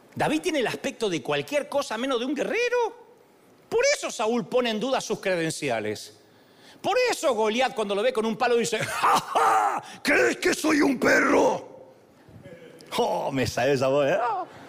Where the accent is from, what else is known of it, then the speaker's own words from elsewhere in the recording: Argentina; yo soy argentino